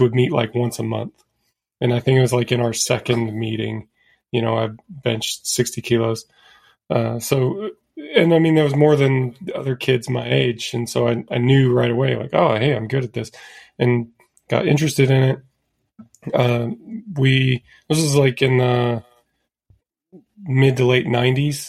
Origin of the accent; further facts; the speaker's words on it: Indiana, United States; moved away as an adult; also born or lived in Colorado Springs, Colorado; I grew up in Indiana and went to college at the Air Force Academy in Colorado Springs